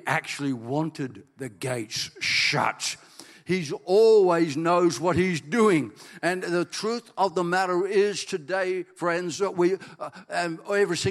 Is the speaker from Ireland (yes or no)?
yes; Ireland; I'm Irish